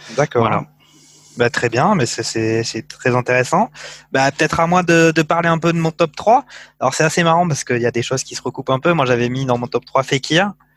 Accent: France; en tant que Français

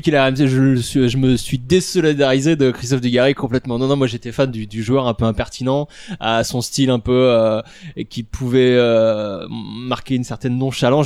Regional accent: Sarthe, Pays de la Loire, France; je viens de Sarthe et c'est en Sarthe que j'ai vécu cette Coupe du Monde

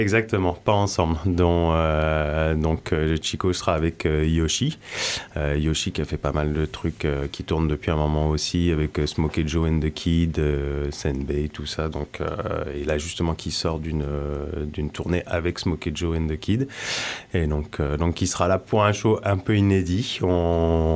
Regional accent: France; also born or lived in Brittany; now in Landes, France; je suis pas originaire non plus des Landes, je viens de Normandie et de Bretagne

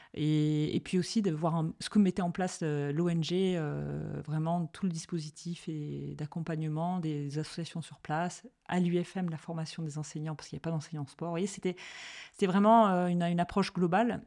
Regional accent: Marseille, Provence-Alpes-Côte d'Azur, France; j'ai grandi à Marseille

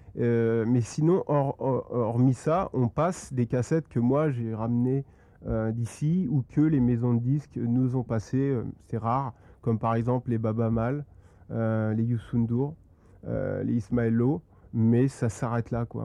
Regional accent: Compiègne, Hauts-de-France, France; je suis originaire de Compiègne, donc c'est une ville en Picardie, dans l'Oise

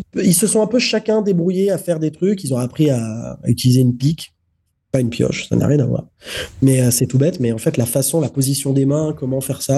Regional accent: France; je suis français.

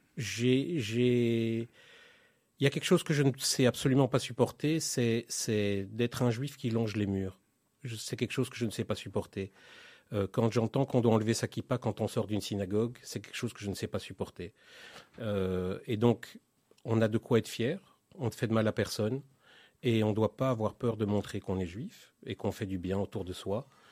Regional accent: Belgium; moved away as an adult; now in Israel; je suis né en Belgique en 1972

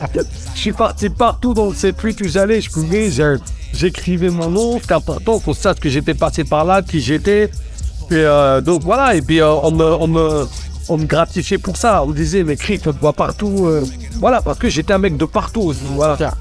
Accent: Plaisir, Île-de-France, France; also born or lived in Senegal; je viens de plaisir, ouais, dans 78, dans un quartier qui s'appelle le Balibou, qui est à 5, 6, 7 km de trappe. Donc voilà, c'est là d'où je viens, c'est là où j'ai grandi. Je suis arrivé là-bas en 1975 en provenance du Sénégal

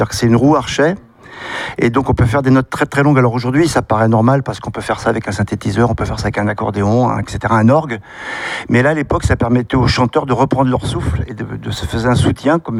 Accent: central France, France; je viens du centre de la France où il y a une tradition de vielle à roue, tradition de musique populaire.

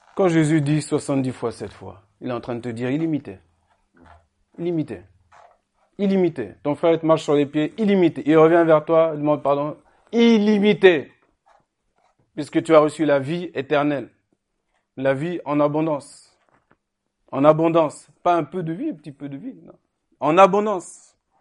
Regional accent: Sens, Bourgogne-Franche-Comté, France; quand j'étais petit euh, à Sens

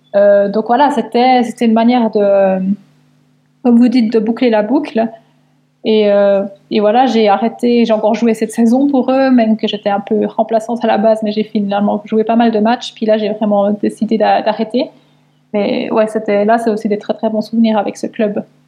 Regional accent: Switzerland

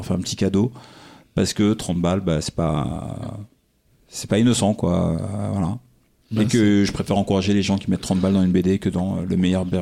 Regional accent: Belgium; Nous, on est belges, hein

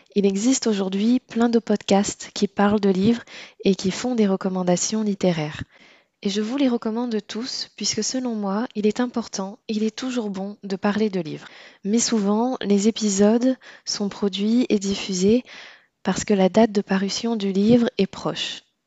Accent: Réunion; moved away as an adult; also born or lived in Poitiers; je suis née et j'ai grandi à La Réunion

